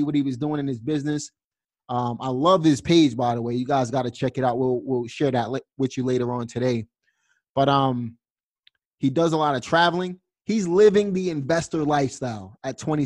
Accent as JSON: {"language": "English", "town": "New York City", "region": "New York", "country": "United States", "said": "I'm from Brooklyn, New York"}